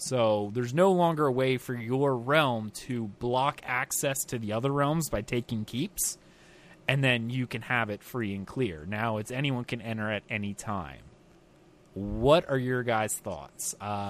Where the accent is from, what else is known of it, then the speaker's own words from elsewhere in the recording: United States; being American